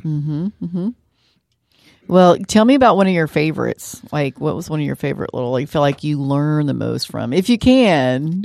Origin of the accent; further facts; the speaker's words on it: San Marcos, Texas, United States; as a little kid growing up in San Marcos